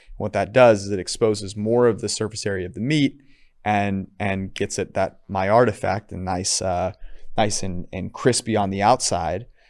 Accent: California, United States; I'm from California

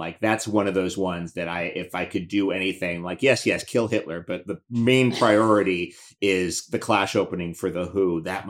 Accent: New York City, New York, United States; Well, I grew up in New York City and I'm 50.

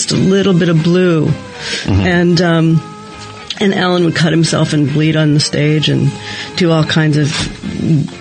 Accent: New York City, New York, United States; moved away; also born or lived in Detroit; I grew up in Greenwich Village.

